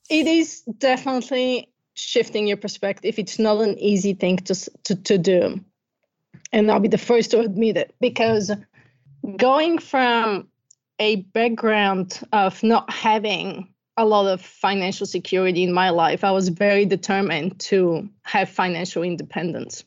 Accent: Bulgaria; moved away; I'm originally from Bulgaria. I grew up during communism, and I had the best childhood ever

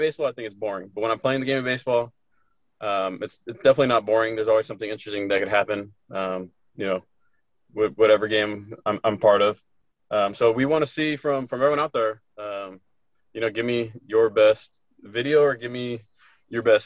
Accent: Corona, California, United States; born and raised in Corona, California

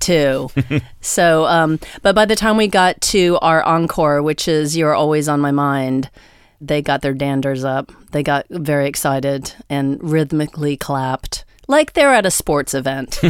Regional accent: United States; as an American

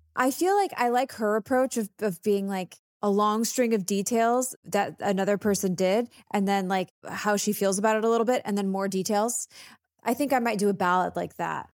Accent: Texas, United States

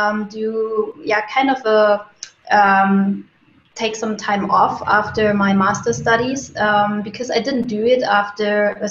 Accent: Germany; now in Munich, Germany; I'm from Germany, originally from a city closer to Berlin, but I moved to Munich, and since then I'm actually living here

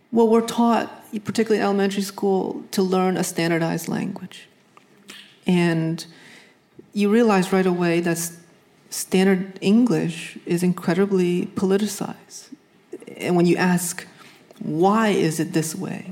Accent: New England, United States; I grew up in New England

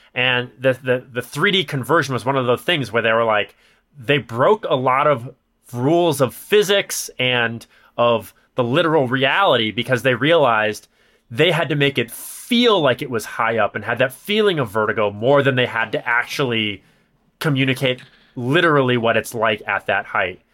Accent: Chicago, Illinois, United States; accent: nasally Chicago; my nasally Chicago accent

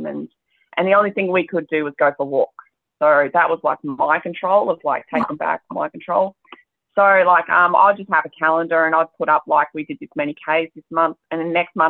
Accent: Devonport, Tasmania, Australia; I grew up in Devonport

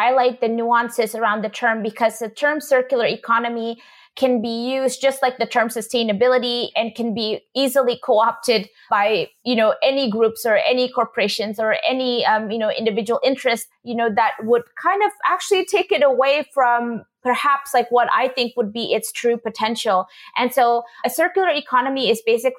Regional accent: Indonesia; moved away; I come from Indonesia, a culture, you know, traditionally where we would have people like vendors coming, you know, in front of our house, and they would fix shoes

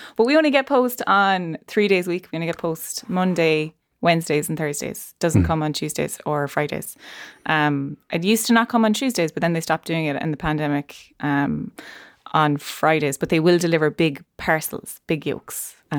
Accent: Ireland; Yeah, it's a central part of our history as Irish people.

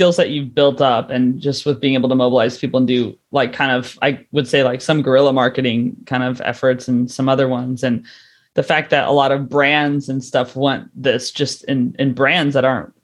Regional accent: United States; moved away; I'm from the States

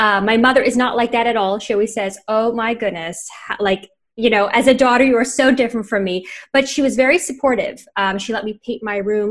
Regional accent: Montreal, Quebec, Canada; moved away; also born or lived in New York / Miami / Los Angeles; I'm from Montreal

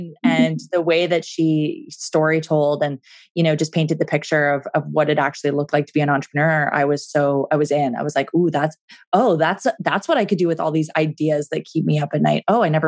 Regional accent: Vancouver, British Columbia, Canada; now in Calgary, Canada; I was from Vancouver and I just moved to Calgary and I didn't really know this city very well.

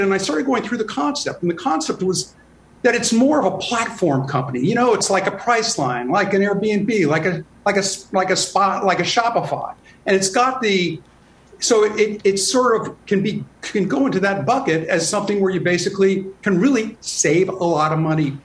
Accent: Chicago, Illinois, United States; Growing up in Little Village, a Latino community on Chicago's southwest side

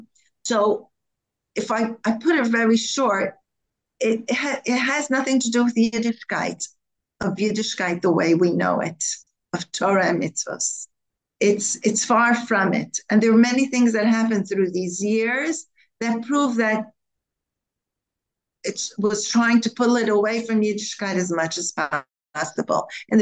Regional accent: Israel; I come from Eretz Israel, because this is the name, and behind the name there's an ideology.

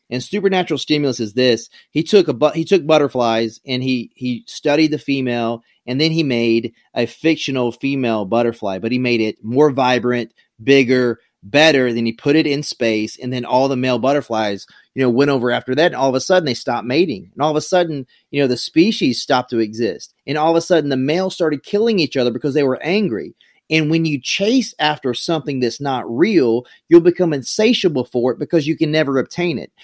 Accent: South Carolina, United States; moved away; I grew up in a really small town in South Carolina

